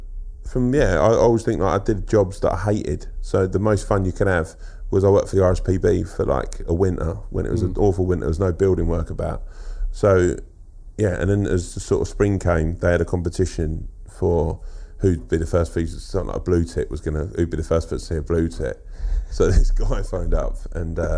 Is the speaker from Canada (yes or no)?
no; Sutton and Croydon, South London, United Kingdom; Around Sutton and Croydon. Yeah. So South London. South London, Surrey.